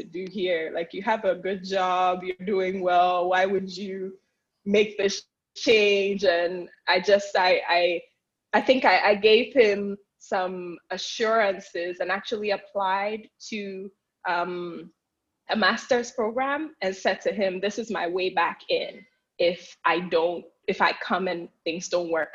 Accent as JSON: {"language": "English", "country": "Ghana", "also_born_or_lived": "United States", "moved": "as an adult", "said": "I'm originally from Ghana, and I moved back to Ghana in 2014 after being in the US for roughly 7 years."}